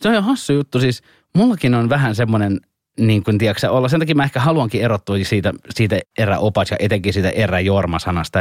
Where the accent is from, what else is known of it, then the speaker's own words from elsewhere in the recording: Helsinki, Uusimaa, Finland; also born or lived in Punkalaidun; mä oon Etelä-Helsingistä, niin, niin mä oon perheeni ensimmäinen tai sukuni ensimmäinen kuitenkin täältä